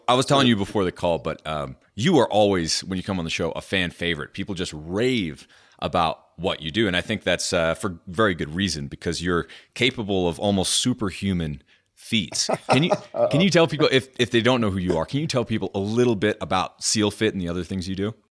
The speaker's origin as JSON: {"language": "English", "region": "New Hampshire", "country": "United States", "tie": "born or raised there", "moved": "yes", "said": "I grew up in New Hampshire"}